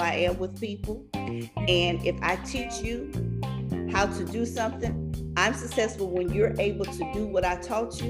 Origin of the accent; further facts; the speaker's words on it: Louisiana, United States; I'm from Louisiana, so we do cotillions and debutantes all the time